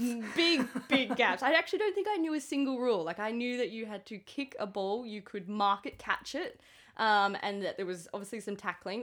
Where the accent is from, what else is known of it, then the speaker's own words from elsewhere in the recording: Queensland, Australia; I'm a Queenslander